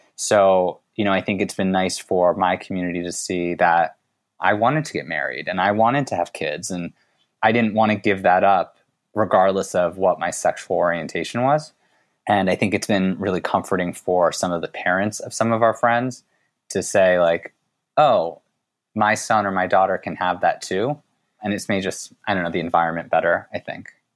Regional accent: United States; I was born here in the U S

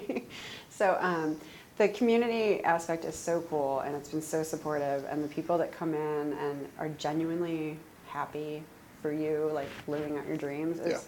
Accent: Ohio, United States; moved away as an adult; also born or lived in Kentucky / Orange County / San Francisco / Sacramento; now in Seattle, United States; I'm from Ohio

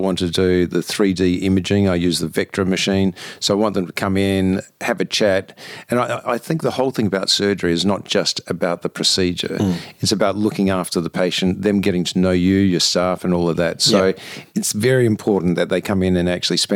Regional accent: Adelaide, South Australia, Australia; I'm originally from Adelaide. That's where I was born, where my family are, and where I went to school and university there.

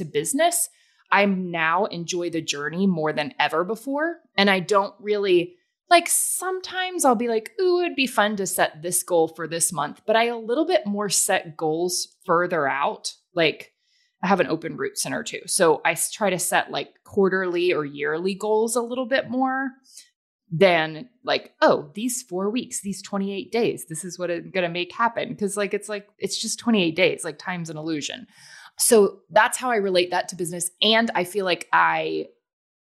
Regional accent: the South, United States; I'm from the South

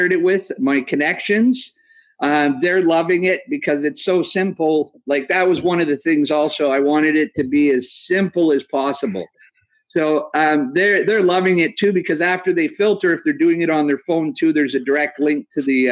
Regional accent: Canada; I didn't have a driver's license, and I was from Canada, so that created a little bit of hassle when I was 15 years old

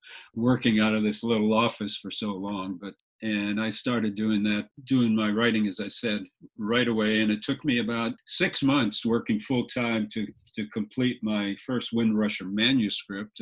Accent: Fort Lauderdale, Florida, United States; also born or lived in Jacksonville, Florida; I've been a Floridian for most of my life. I grew up in Fort Lauderdale

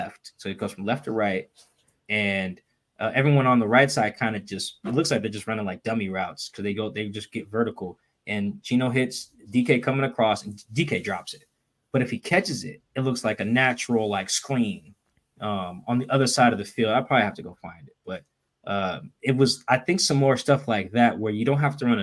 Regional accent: Seattle, Washington, United States; I'm from Seattle too

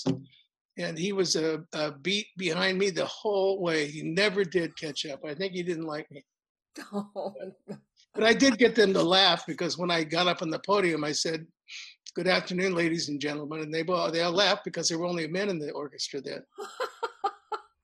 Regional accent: New York City, New York, United States; I was born in New York City, and my dad was back there working with my mom. We lived at 103rd and Riverside

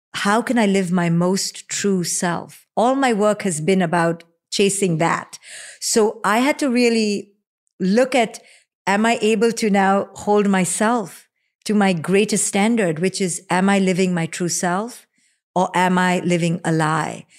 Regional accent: India; moved away; you and I growing up in India

